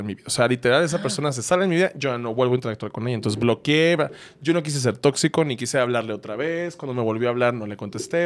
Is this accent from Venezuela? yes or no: no; Hermosillo, Sonora, Mexico; now in Mexico City, Mexico; Yo soy de Hermosillo